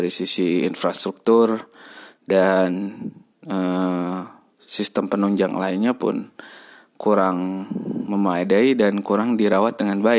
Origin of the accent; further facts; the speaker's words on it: Bandung, West Java, Indonesia; mungkin gue besar di Bandung dan mengetahui sedikit banyak tentang transportasi di Bandung